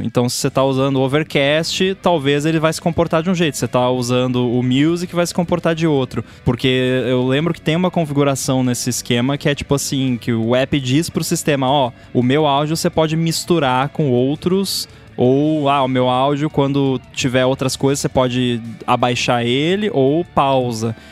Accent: Brazil; a gente fala em português, porque a gente é brasileiro

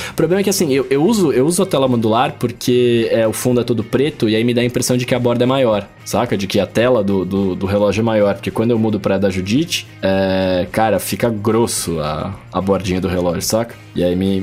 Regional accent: Brazil; eu sou brasileiro

